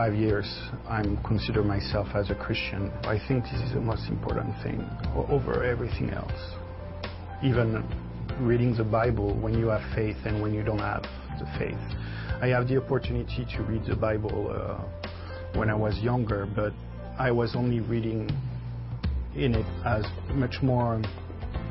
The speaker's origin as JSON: {"language": "English", "region": "Brittany", "country": "France", "tie": "born or raised there", "also_born_or_lived": "Florida, United States", "moved": "as an adult", "lives_now": "Connecticut, United States", "said": "where I come from, Brittany in France"}